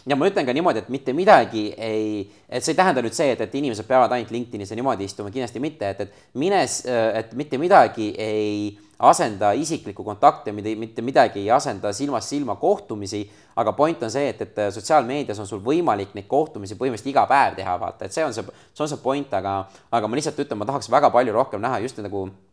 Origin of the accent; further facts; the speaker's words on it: Estonia; ma olen Eestist